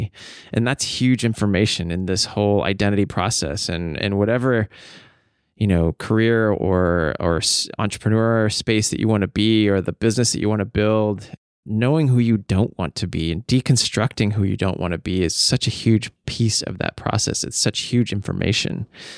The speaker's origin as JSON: {"language": "English", "town": "Snohomish", "region": "Washington", "country": "United States", "tie": "born or raised there", "said": "in my hometown of Snohomish, Washington."}